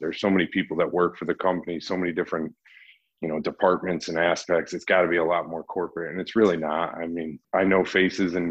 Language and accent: English; Connecticut, United States; moved away as an adult; I'm from Connecticut